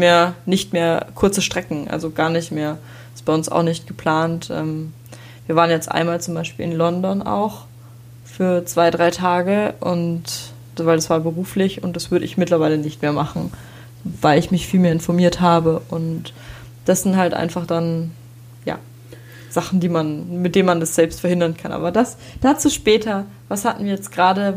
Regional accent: Regensburg, Bavaria, Germany; bei uns in Regensburg

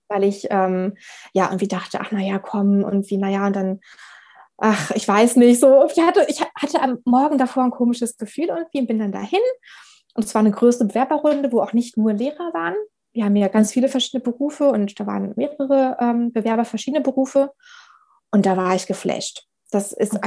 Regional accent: Berlin, Germany; moved away as an adult; also born or lived in Frankfurt am Main; now in Hesse, Germany; Ich komme ja aus Berlin, habe ähm, da genau ganz klassisch meine Schullaufbahn gemacht

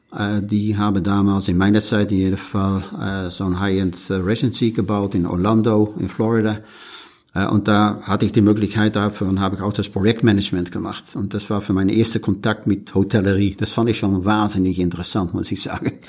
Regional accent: Netherlands; German is a second language; now in Rhön, Germany; bin mal Niederländer, äh, schon seit vielen Jahren.

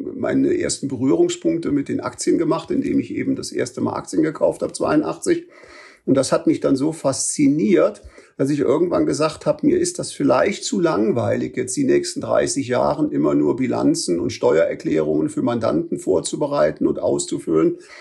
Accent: Bonn, North Rhine-Westphalia, Germany; also born or lived in Switzerland; ich bin gebürtiger Bonner, meine Frau auch. Äh, also praktisch, ich bin hier zur Schule gegangen

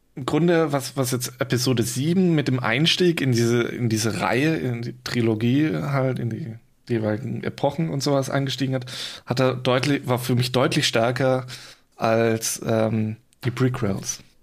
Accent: Swabia, near Stuttgart, Baden-Württemberg, Germany; now in Giessen, Germany; Ich komme eigentlich aus dem Schwabenland, ja. Also ähm, in der Nähe Stuttgart, beziehungsweise in, in so einem Kaff zwischen Stuttgart, Karlsruhe

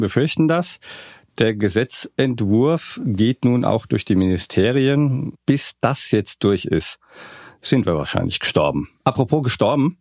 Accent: Bad Vilbel, Hesse, Germany; accent: Hessian; moved away; bin ich ein ausgewanderter Hesse. Ich bin in Bad Vilbel geboren.

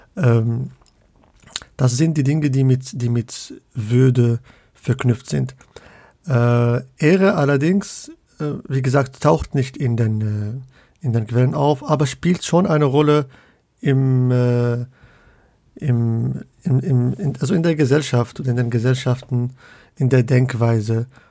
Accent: Casablanca, Casablanca-Settat, Morocco; also born or lived in Leipzig / Münster; now in Hamburg, Germany; ich komme ursprünglich aus Casablanca

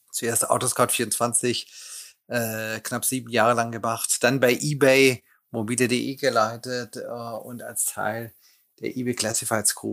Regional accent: Lake Constance area, Germany; bin aufgewachsen in der Nähe des Bodensees

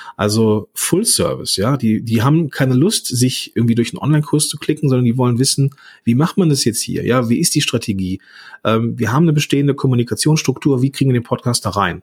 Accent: Langenfeld, North Rhine-Westphalia, Germany; ich komme aus, aus Langenfeld, ge gebürtiger, äh, ja, am Nieder, also in einem Dreistromland äh, ähm, zwischen Niederrhein, Rheinland und Ruhrgebiet groß geworden

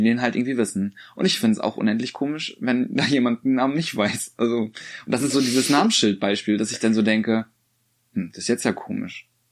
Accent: Rostock, Mecklenburg-Vorpommern, Germany; bei uns in Rostock

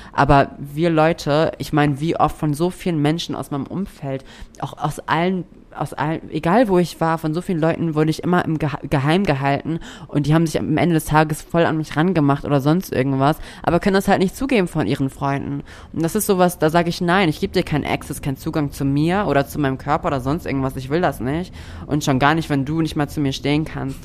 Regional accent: Hamburg, Germany; moved away as an adult; now in Buxtehude, Germany; ich bin in Buxtehude geboren und habe dort die ersten drei Jahre meines Lebens gelebt und bin dann nach Hamburg gezogen

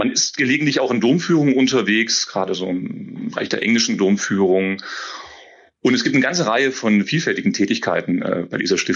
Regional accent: Saxony-Anhalt, Germany; Oh, ich komme durchaus aus der Region, das ist die Region um Querfurt, ähm, einem Dorf

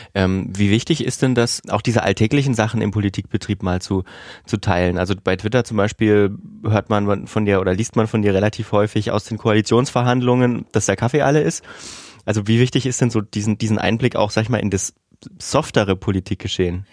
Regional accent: southern Thuringia, Germany; ich komme ja auch vom Dorf und ich würde das Vogtland einfach mal so auch mit der Region Südthüringen, wo ich herkomme

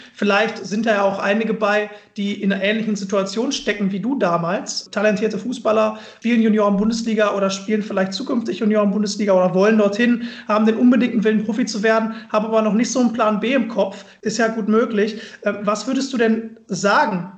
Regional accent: Mülheim an der Ruhr, North Rhine-Westphalia, Germany; moved away as an adult; now in Düsseldorf, Germany; in Müller bei der Ruhr in meiner Heimat

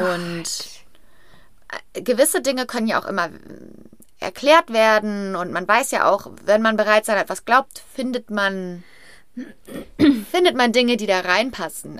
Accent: Brachelen, North Rhine-Westphalia, Germany; ich bin im Brachelen im Kreis Hückelhofen ähm, aufgewachsen

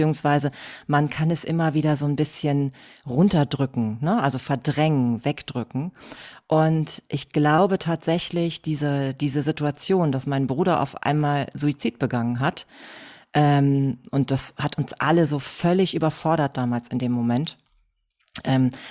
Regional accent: Hamburg, Germany; Ähm, ja, also … wie schon, wie schon gehört. Ich komme aus Hamburg.

